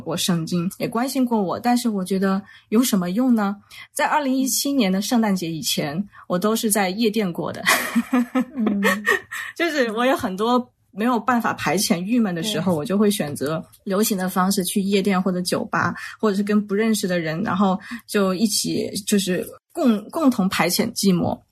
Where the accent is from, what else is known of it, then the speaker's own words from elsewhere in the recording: Wuhan, Hubei, China; 我呢是出生在湖北武汉的一个重工业区，叫青山区